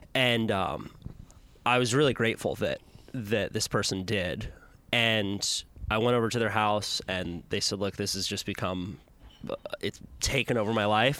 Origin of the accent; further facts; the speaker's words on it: Santa Cruz, California, United States; Growing up in Santa Cruz